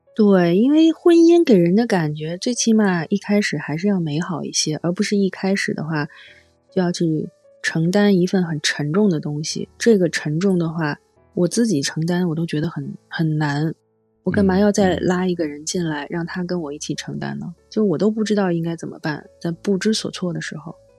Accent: Beijing, China; 我是从小在河边里长大

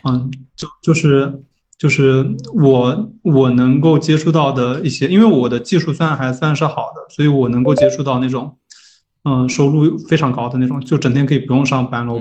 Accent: Jiangxi, China; 我老家是江西的

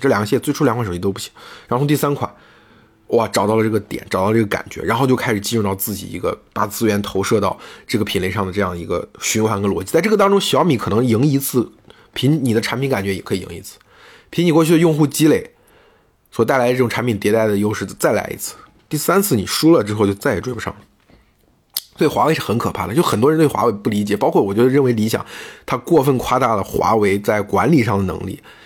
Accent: China; 我们中国人

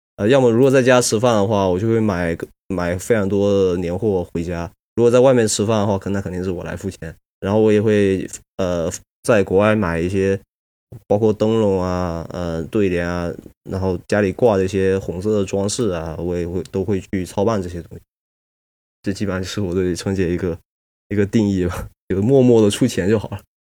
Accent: Fuzhou, Fujian, China; now in Toronto, Canada; 我是一个福建福州人，然后我的老家是在一个山里头，一个小县城

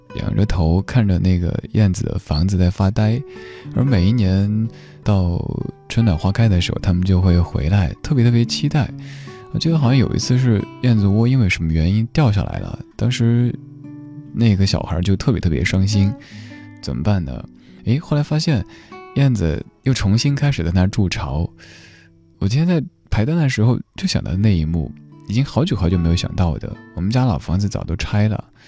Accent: Chengdu, Sichuan, China; now in Beijing, China; 在我家乡那边

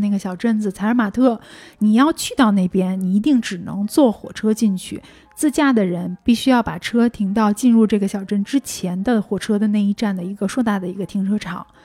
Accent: Beijing, China; 我的家乡、我的城市空气不好

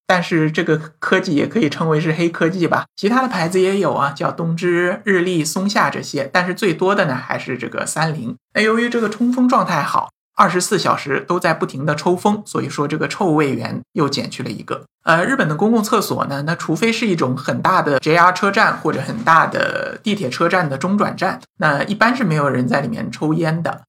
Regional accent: China; 我们中国人或者说我们大陆人

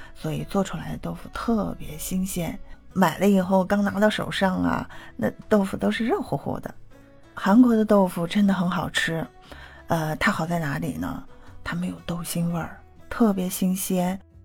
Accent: Xi'an, Shaanxi, China; 我是西安人

